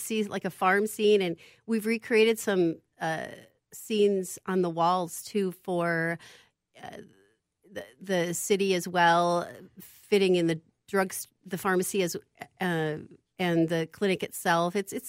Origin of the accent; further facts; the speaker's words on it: Clear Lake, Iowa, United States; I'm from Clear Lake, Iowa. So, yeah … That's my roots.